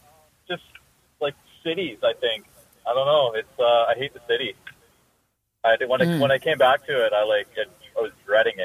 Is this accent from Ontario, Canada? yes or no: no; Vancouver, British Columbia, Canada; I'm from Vancouver.